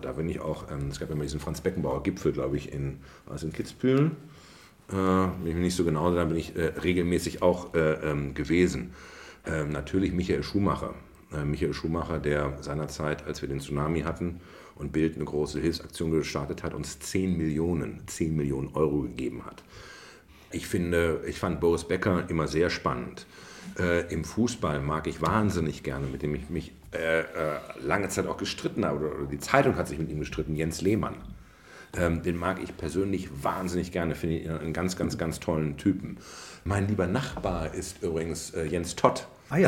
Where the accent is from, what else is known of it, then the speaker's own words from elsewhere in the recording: Bielefeld, North Rhine-Westphalia, Germany; also born or lived in Ravensburg; now in Potsdam, Germany; Mein Vater aber Bielefelder ist und ich dann sehr schnell dann von Ravensburg am Bodensee verfrachtet wurde als Knirps nach Bielefeld und bin dort aufgewachsen im Bielefelder Süden in Brackwede